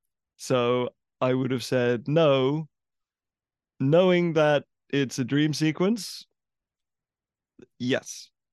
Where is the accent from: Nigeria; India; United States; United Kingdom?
United Kingdom; England; I grew up in England